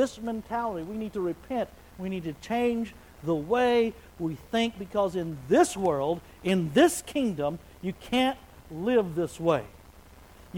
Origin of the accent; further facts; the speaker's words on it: Wichita Falls, Texas, United States; now in Oklahoma, United States; I was raised in Wichita Falls, which is just west of here